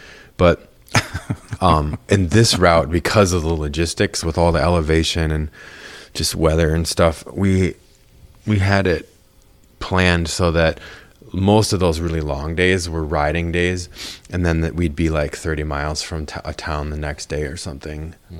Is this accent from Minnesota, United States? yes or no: yes; Minnesota, United States; also born or lived in Eugene, Oregon / Texas / Wisconsin; Here. I mean, here, I was born in Oregon. And like before I was in second grade, we moved like from Oregon to Texas to Wisconsin and then to Minnesota.